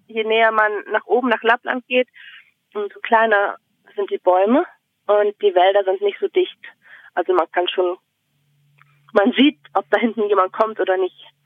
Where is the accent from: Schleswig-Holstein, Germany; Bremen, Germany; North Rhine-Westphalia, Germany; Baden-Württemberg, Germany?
Bremen, Germany; now in Finland; ich komme aus Bremen